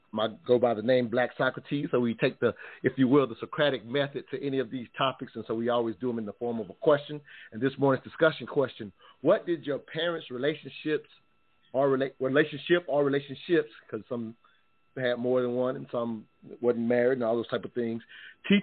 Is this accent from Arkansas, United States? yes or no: no; South Carolina, United States; growing up in South Carolina, the deep South, if you will